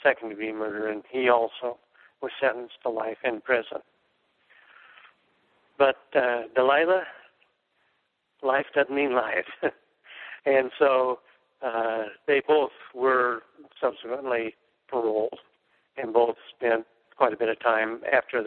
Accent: Oregon, United States; moved away; my hometown in Oregon

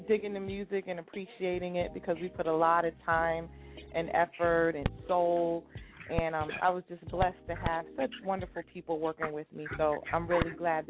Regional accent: Roosevelt, New York, United States; I grew up in Strong Island.

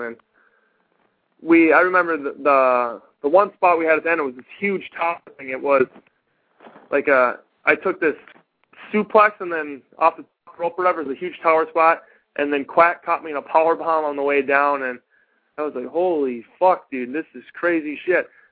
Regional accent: Minnesota, United States; moved away; I'm from Minnesota originally

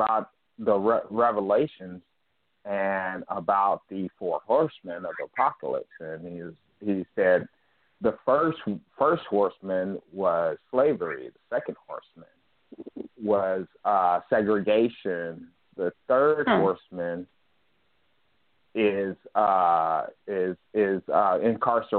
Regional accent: United States; moved away; also born or lived in Charlotte, North Carolina; I'm from Washington. I lived in North Carolina

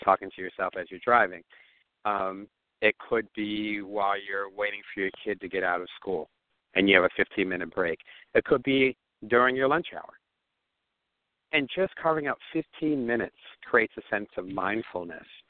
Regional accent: Atlantic City, New Jersey, United States; I was born in Atlantic City, New Jersey

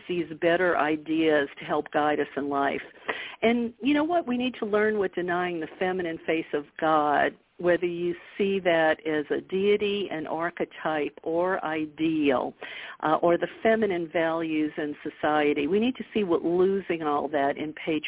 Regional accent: the South, United States; I grew up in the South

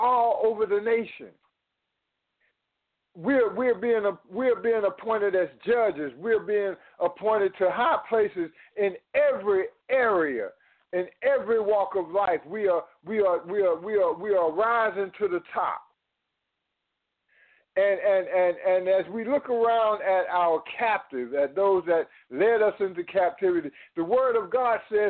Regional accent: United States; as American citizens

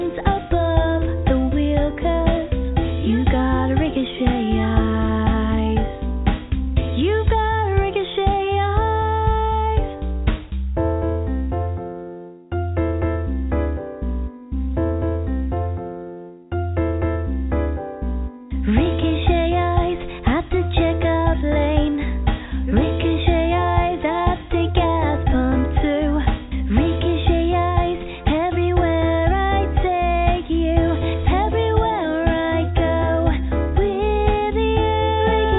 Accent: Boston, Massachusetts, United States; moved away as an adult; I was born and raised in the Boston area

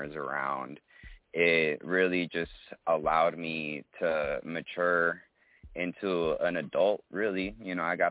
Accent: Colombia; also born or lived in Midwest, United States / Brazil; now in Long Beach, United States; Well, I'm from Colombia

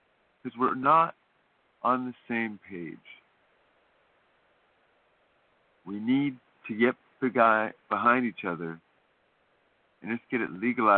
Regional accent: California, United States; As a Californian

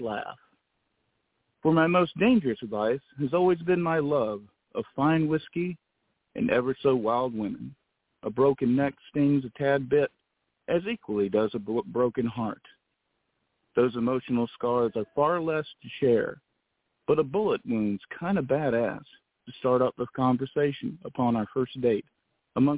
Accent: the South, United States; I'm from the South

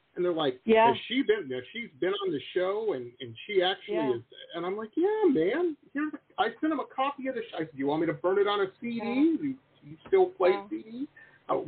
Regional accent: Detroit, Michigan, United States; moved away as an adult; now in Southern California, United States; I grew up in Detroit, which is like the Birmingham of America

